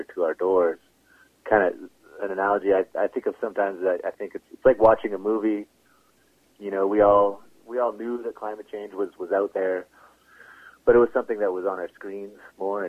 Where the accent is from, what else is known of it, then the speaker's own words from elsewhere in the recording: Edmonton, Alberta, Canada; I grew up in Edmonton instead of Oahu.